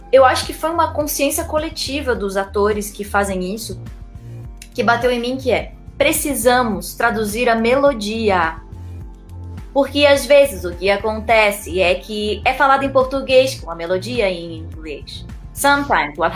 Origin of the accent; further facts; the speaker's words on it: Rio Grande do Sul, Brazil; accent: neutral; also born or lived in Salvador; now in São Paulo, Brazil; tenho um, um, sotaque neutro, né, que se chamaria neutro. Apesar de eu ter nascido em Salvador, eu me criei no Rio Grande do Sul e eu moro em São Paulo.